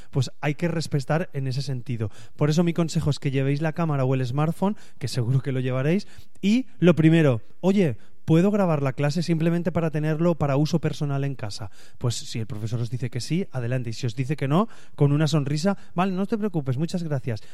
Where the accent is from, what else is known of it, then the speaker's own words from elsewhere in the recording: Spain; yo así soy de España